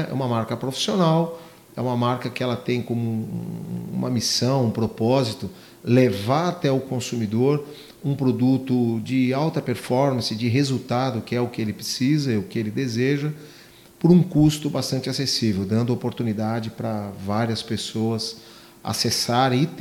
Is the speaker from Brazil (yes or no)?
yes; São Paulo, Brazil; É, nós somos oriundos de São Paulo, da capital.